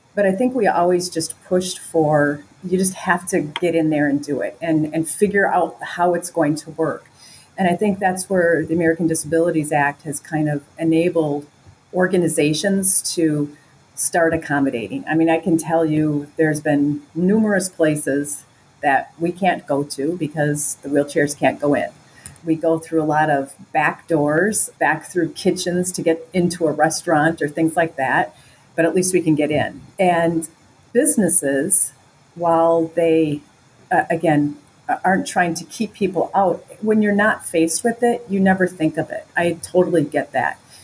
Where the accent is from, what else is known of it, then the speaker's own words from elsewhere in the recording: Wisconsin, United States; moved away as an adult; also born or lived in Chicago; I grew up in Wisconsin. It's a Midwest, northern Midwest state